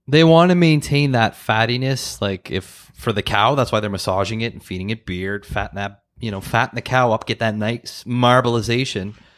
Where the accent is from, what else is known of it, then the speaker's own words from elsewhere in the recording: Ottawa, Ontario, Canada; growing up in Ottawa, in Mechanicsville